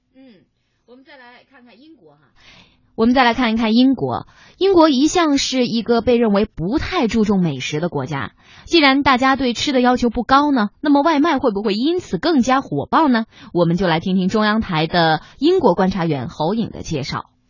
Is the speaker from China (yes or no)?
yes; Northeast China, China; 作为一个东北人，我吃饭的口味可能就比较重哈